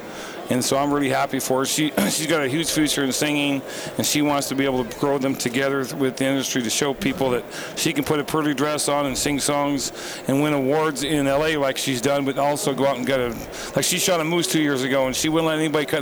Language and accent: English; Kodiak, Alaska, United States; I was born and raised in Kodiak, Alaska